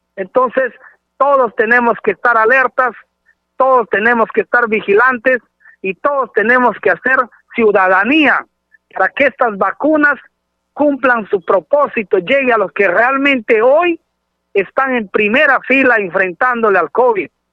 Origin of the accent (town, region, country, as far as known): Loreto, Peru